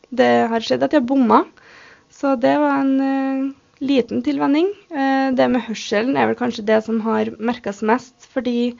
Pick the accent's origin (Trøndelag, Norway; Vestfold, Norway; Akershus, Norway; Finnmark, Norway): Trøndelag, Norway; Røros; Jeg er født og oppvokst her på Røros